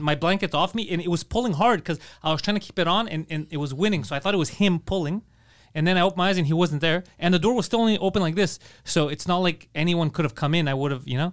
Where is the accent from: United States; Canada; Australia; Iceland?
Canada; Montreal, Quebec; born or raised there